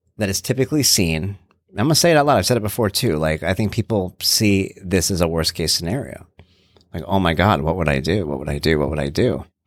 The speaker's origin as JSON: {"language": "English", "region": "New York", "country": "United States", "said": "I'm from New York"}